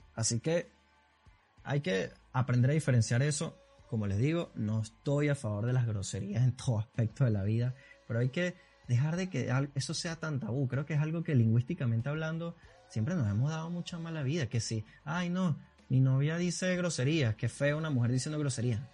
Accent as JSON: {"language": "Spanish", "town": "Caracas", "region": "Capital District", "country": "Venezuela", "accent": "caraqueño sifrino", "said": "yo soy venezolano"}